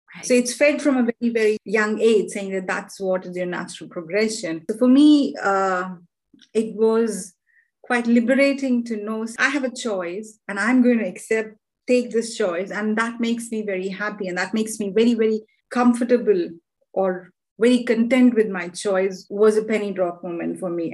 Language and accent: English; India; now in London, United Kingdom; I live in London and I'm originally from India